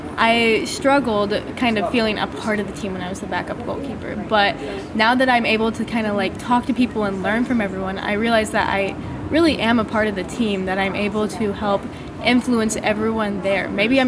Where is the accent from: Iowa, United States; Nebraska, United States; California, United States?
Iowa, United States